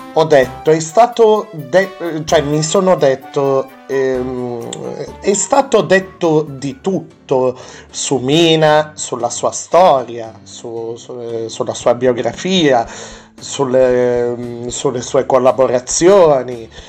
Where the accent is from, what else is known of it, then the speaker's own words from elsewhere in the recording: Piedmont, Italy; accent: Piedmontese; also born or lived in Alessandria; sono piemontese